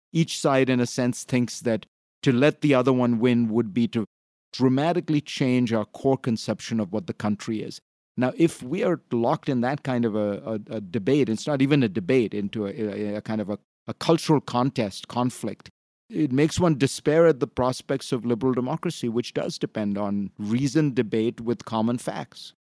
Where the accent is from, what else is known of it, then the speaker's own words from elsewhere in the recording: India; moved away; I grew up in India, and I was, I came from a, essentially a socialist country